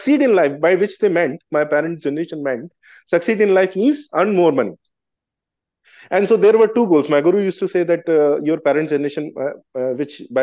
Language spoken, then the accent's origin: English; Gwalior, Madhya Pradesh, India; I come from Gwalior, I was born in Gwalior